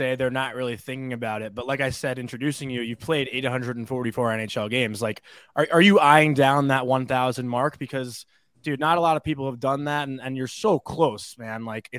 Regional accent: Long Island, New York, United States; you really got your NHL career started in Long Island, and I'm from Long Island.

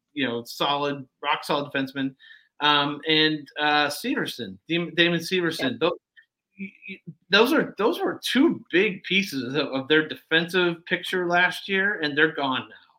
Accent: Detroit, Michigan, United States; moved away; I grew up in Detroit. Uh, I'm from Detroit area

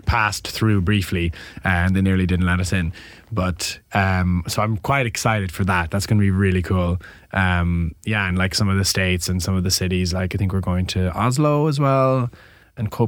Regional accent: Ireland; being Irish.

